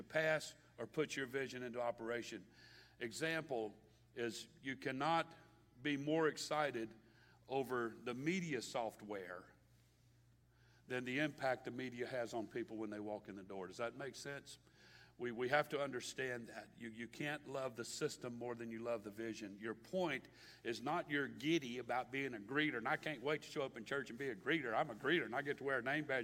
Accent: Baton Rouge, Louisiana, United States; from Baton Rouge

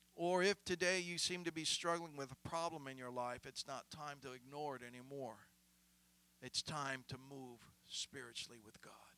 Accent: Columbus, United States; moved away as an adult; also born or lived in Minnesota / Georgia; We had a family when I grew up back home in Columbus.

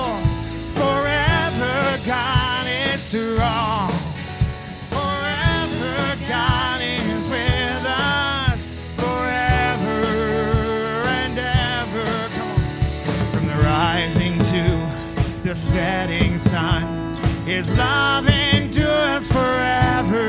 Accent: Texas, United States; I'm from Texas

